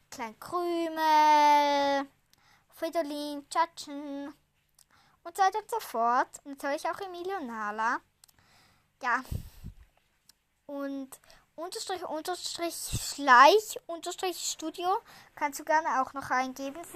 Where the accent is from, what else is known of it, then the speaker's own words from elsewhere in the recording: Switzerland; Also wir sagen ja Eile mit Weile, weil ja, ich komme ja aus der Schweiz. Eile mit Weile sagt man da so schön.